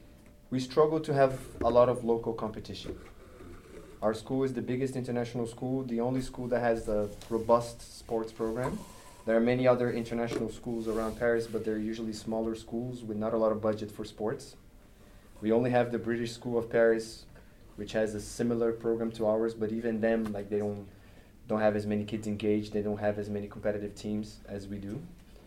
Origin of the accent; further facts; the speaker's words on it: Brazil; I grew up in Brazil and I had a similar experience. We have the same thing there with the federados and non-federados.